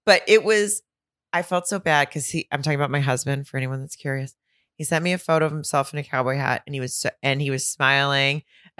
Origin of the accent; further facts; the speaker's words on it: the South, United States; I don't know if it's because he knows I'm from the South.